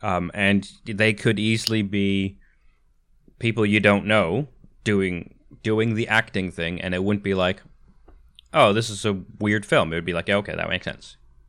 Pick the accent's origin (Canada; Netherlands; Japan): Canada; now in United Kingdom; Which has always bothered me growing up in Canada and seeing